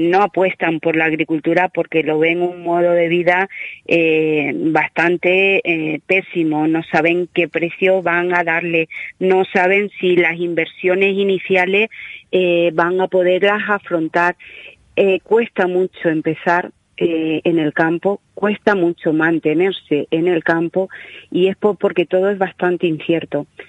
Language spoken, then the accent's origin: Spanish; Yecla, Region of Murcia, Spain; mi tierra